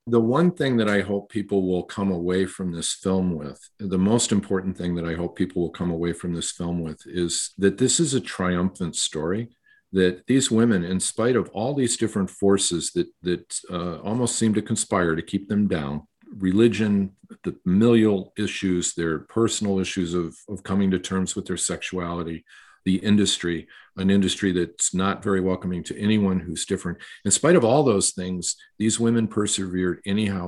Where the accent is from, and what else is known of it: Michigan, United States; born or raised there; moved away as an adult; also born or lived in New York